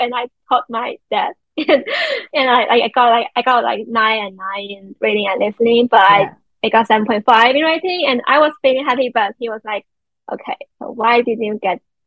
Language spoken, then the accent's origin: English; China; English is a second language; I'm from China, and I know, you know, I belong to the, like, East Asian society